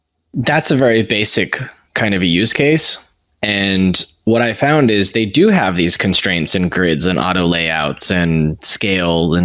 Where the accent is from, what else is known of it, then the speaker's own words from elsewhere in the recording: United States; I'm American.